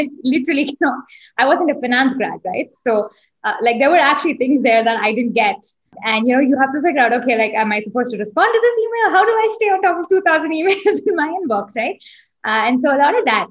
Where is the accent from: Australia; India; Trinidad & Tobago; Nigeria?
India; moved away as an adult; also born or lived in Singapore; I grew up in India, didn't have a hometown because my dad used to have a transferable job. So lived in a bunch of different cities growing up.